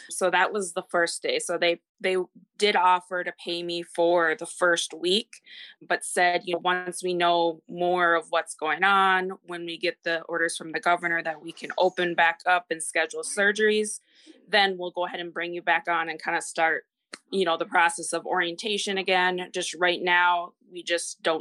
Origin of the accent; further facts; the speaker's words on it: Minnesota, United States; also born or lived in Texas; I am from Minnesota, and I am 33.